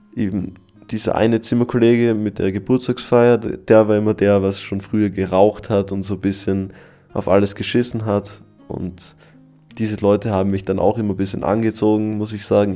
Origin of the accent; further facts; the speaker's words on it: Styria, Austria; also born or lived in Carinthia; ich als Steirer